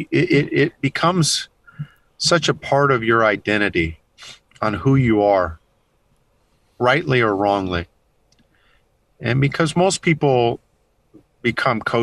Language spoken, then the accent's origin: English; Kansas, United States; moved away as an adult; now in Texas, United States; I grew up in Kansas